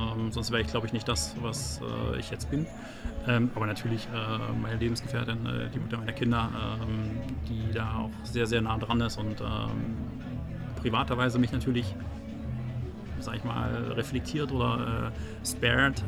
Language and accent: German; Zittau, Saxony, Germany; bin gebürtiger Sachse, äh, Ostsachse, um genau zu sein, gebürtig in Zittau.